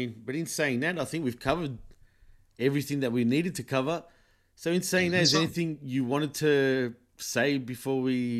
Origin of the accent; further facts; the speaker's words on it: Australia; here is just like America. I mean, we're built on immigration, and it's a big fruit salad of different races here